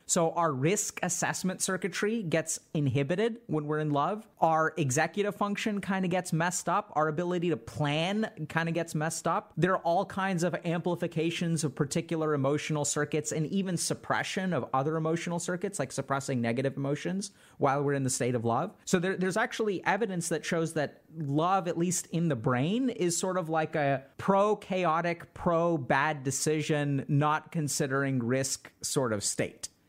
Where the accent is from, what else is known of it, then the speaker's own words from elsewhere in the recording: India; I'm Indian and in in our culture we have a lot of arranged marriage